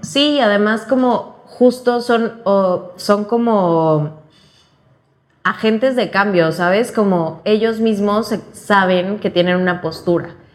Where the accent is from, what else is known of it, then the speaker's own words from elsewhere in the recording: Cancún, Quintana Roo, Mexico; now in Mexico City, Mexico; Soy de Cancún, pero vivo en la Ciudad de México.